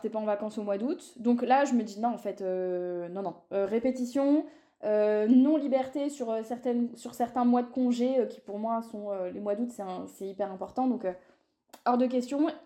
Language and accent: French; Paris suburbs, Île-de-France, France; Moi, je vis à Disney